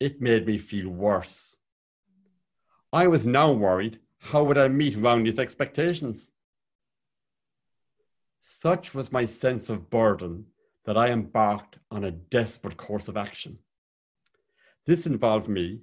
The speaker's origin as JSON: {"language": "English", "town": "Cork", "region": "Munster", "country": "Ireland", "tie": "born or raised there", "moved": "yes", "lives_now": "Belfast, United Kingdom", "said": "When I was a child growing up in Cork in the 1970s"}